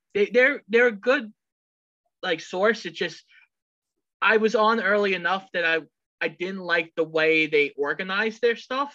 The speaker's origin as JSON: {"language": "English", "area": "Long Island", "region": "New York", "country": "United States", "said": "I've been on this island for God knows how long."}